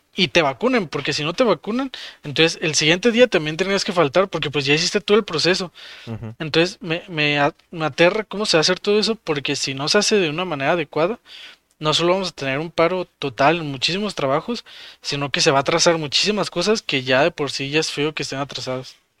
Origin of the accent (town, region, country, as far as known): Mexico